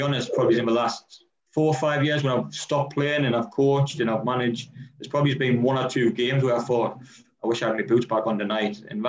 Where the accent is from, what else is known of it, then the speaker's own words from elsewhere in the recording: near Durham, North East England, United Kingdom; I'm from Bourbon, which is just outside of Durham.